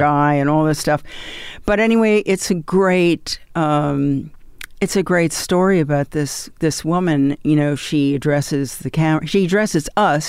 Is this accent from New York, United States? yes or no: yes; New York, United States; I grew up in New York.